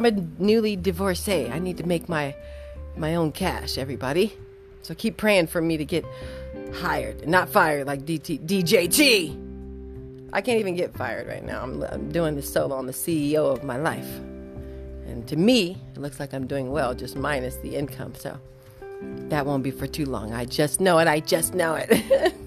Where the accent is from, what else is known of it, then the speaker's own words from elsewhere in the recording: California, United States; moved away; I'm from Cali